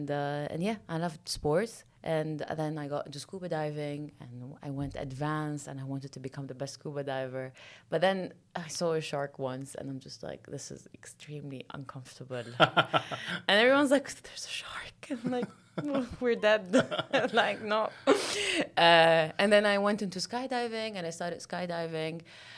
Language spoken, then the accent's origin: English; Lebanon; also born or lived in Kuwait; So I was born in Kuwait, and then I moved to Lebanon when my parents moved to Lebanon when mm-hmm. I was, I think, 2 or 3 years old.